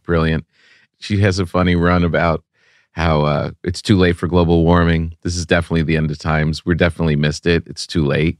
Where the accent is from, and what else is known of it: Park Ridge, New Jersey, United States; born or raised there